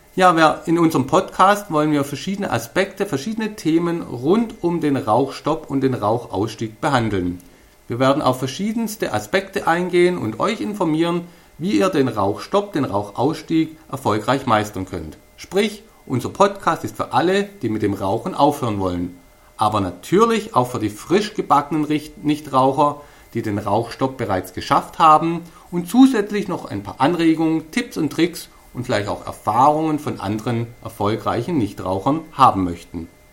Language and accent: German; Stuttgart area, Baden-Württemberg, Germany; accent: Swabian; ich komme aus dem Stuttgarter Raum und ihr wisst ja, wir Schwaben können alles außer Hochdeutsch